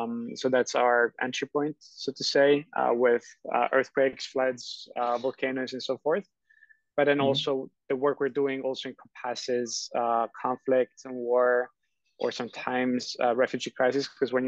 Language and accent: English; Rome, Lazio, Italy; born there; English is a second language; I was originally born in Rome